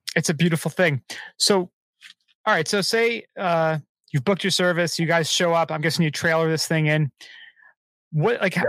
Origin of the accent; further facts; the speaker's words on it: New Jersey, United States; I'm I'm from Jersey